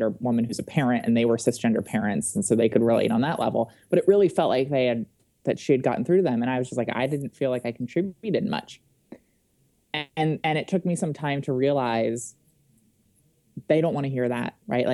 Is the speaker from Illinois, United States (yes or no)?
no; Wilmington, Delaware, United States; moved away as an adult; I grew up in Wilmington, Delaware, and I had always wanted to return to Delaware after I graduated from college